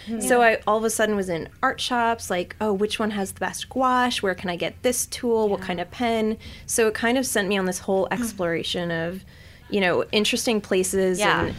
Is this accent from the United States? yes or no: yes; New York City, New York, United States; I think it's also connected me as a New Yorker to the city more too.